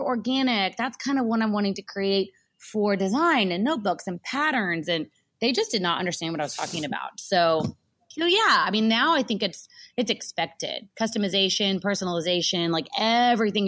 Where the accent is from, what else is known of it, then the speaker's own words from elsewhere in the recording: Texas, United States; Y'all, I say y'all, I'm from Texas.